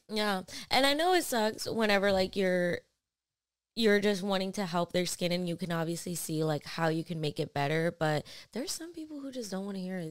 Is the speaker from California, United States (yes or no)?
no; New York, United States; was born in New York, and that's just, that's what I've known